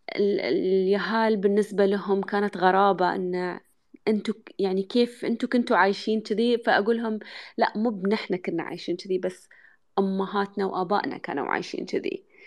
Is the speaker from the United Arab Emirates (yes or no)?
yes; United Arab Emirates; اني انا يعني اماراتيه